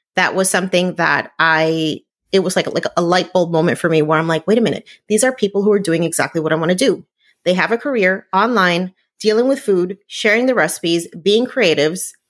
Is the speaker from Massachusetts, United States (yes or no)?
no; New Jersey, United States; I grew up in New Jersey